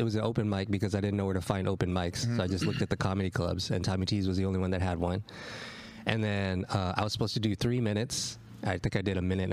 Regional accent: Irving, Texas, United States; moved away as an adult; also born or lived in New York; I grew up in a town called Irving, Texas

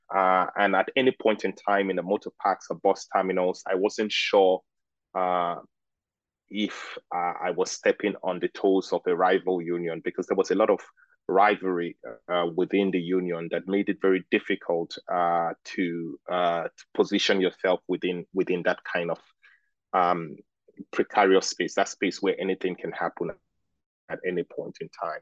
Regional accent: Lagos, Nigeria; moved away as an adult; also born or lived in Oxford; I am Nigerian and I grew up in Lagos

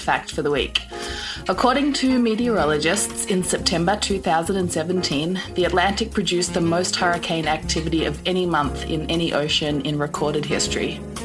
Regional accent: Melbourne, Victoria, Australia; I'm from Melbourne, Australia.

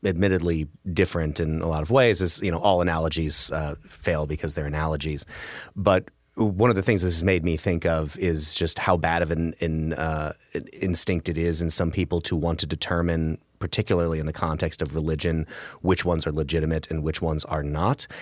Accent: Illinois, United States; I'm from Illinois

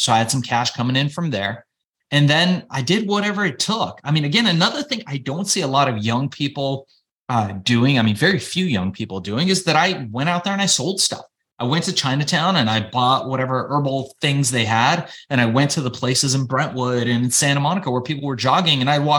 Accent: Iran; now in Los Angeles, United States; We were immigrants. You know, we came from Iran. We were Jewish Iranians, and my folks, fearing persecution, left Iran to come to the United States

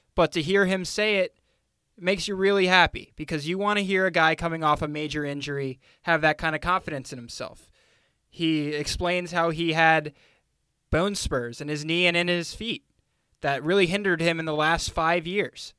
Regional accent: Northern Virginia, United States; growing up in Northern Virginia

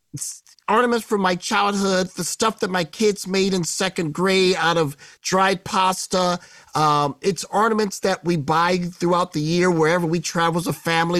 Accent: Midwest, United States; I grew up in the Midwest

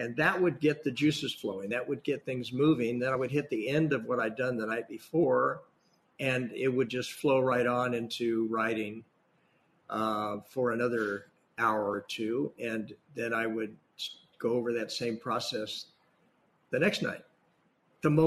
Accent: Imperial Valley, Southern California, United States; also born or lived in San Diego area, California / Seattle, Washington; now in San Francisco, United States; grew up in Southern California, actually down in Imperial Valley, which is not only a pandemic hotspot

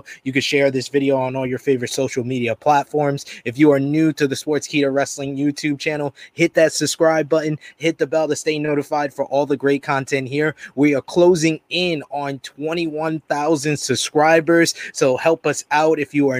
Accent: New York, United States; I'm from New York. And I always said as a kid I was from Canada.

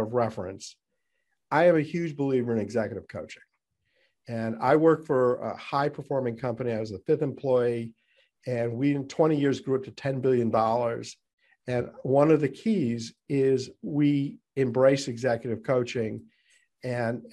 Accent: New England, United States; we're both from New England

